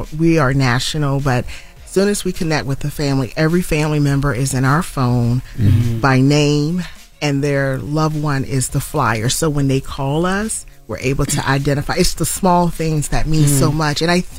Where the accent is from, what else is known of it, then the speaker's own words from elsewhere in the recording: Spartanburg, South Carolina, United States; Tamika's case was also near and dear because she went missing from my hometown.